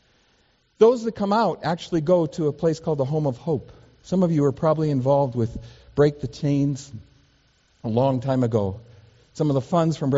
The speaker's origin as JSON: {"language": "English", "town": "Seattle", "region": "Washington", "country": "United States", "tie": "born or raised there", "said": "growing up in Seattle, Washington, kind of in a very sheltered life, not traveling when I was a kid"}